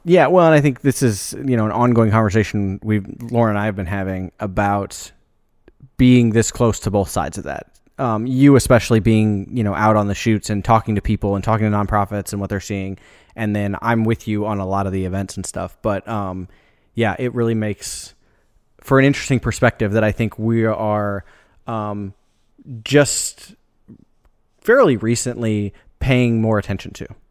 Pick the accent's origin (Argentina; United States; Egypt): United States; Des Moines, Iowa; moved away as an adult; I grew up in Des Moines, you know, the, a city kid